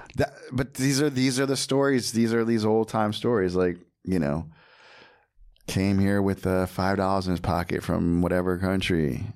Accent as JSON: {"language": "English", "region": "New Jersey", "country": "United States", "tie": "born or raised there", "said": "I'm American, born in Jersey"}